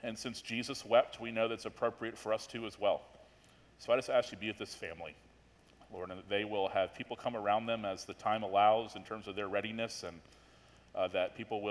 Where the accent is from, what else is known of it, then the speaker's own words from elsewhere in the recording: Florida, United States; we're from Florida.